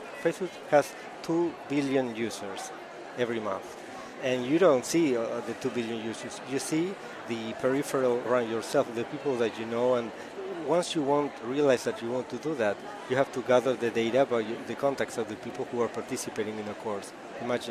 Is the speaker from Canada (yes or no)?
no; Montevideo, Uruguay; I'm from Uruguay in South America, Montevideo, the capital